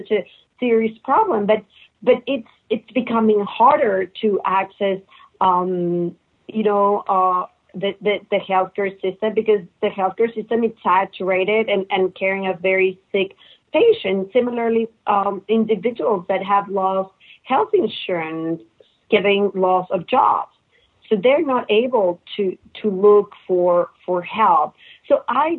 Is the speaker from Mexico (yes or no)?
yes; Mexico; moved away as an adult; also born or lived in Netherlands / St. Louis / Texas; now in United States; I was born and raised in Mexico